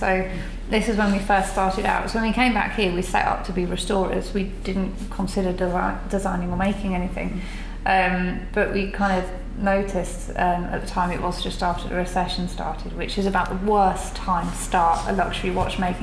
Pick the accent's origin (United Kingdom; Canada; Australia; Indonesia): United Kingdom; Birmingham, West Midlands; I'm from Perry Bar